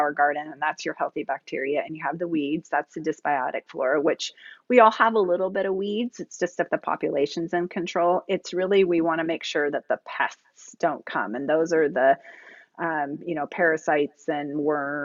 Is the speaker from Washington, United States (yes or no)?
yes; Seattle, Washington, United States; I'm from Seattle